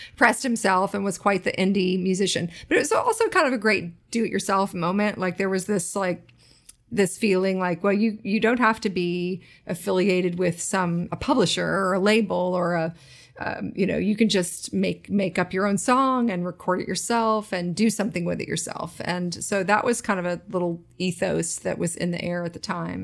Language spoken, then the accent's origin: English; Nashville, Tennessee, United States; also born or lived in Williamsburg, Brooklyn / Jackson Heights, Queens; now in Queens, New York, United States; I did grow up in Nashville